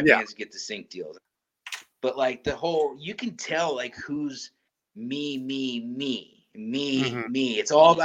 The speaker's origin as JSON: {"language": "English", "region": "Midwest", "country": "United States", "said": "I'm from the Midwest."}